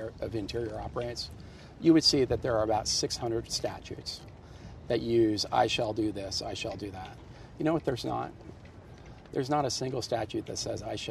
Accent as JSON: {"language": "English", "town": "Rifle", "region": "Colorado", "country": "United States", "tie": "born or raised there", "moved": "yes", "said": "Where I grew up in Rifle"}